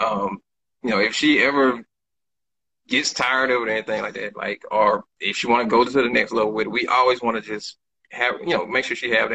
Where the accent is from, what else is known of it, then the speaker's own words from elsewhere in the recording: Jeffersonville, Georgia, United States; now in Houston, United States; My hometown, where I'm originally from, is called Jeffersonville, Georgia